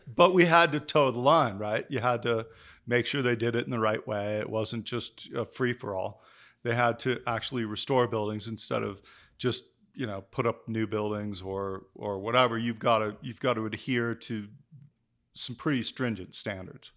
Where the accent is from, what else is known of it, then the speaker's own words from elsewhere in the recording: Denver, Colorado, United States; moved away as an adult; I did grow up in Denver. I grew up in the suburbs when I was young